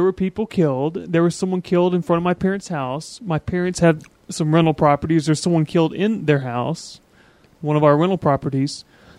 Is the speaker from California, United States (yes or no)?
no; Atlanta, Georgia, United States; now in Keene, United States; I'm from the Atlanta area, and... I've dealt with real thugs before. When I lived in the Atlanta area, I felt the need to carry a gun. I've never felt that need in Keene.